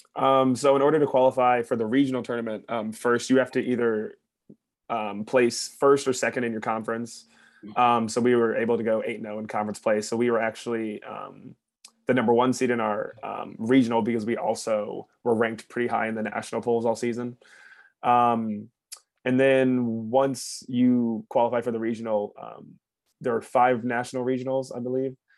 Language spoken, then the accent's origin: English; Carmel, Indiana, United States; I'm from Carmel, Indiana, and then I played at University